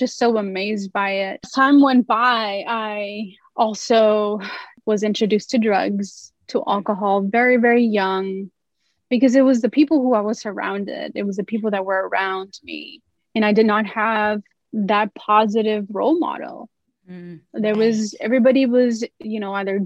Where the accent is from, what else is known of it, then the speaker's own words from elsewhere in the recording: Los Angeles, California, United States; I grew up in Los Angeles, California, South Central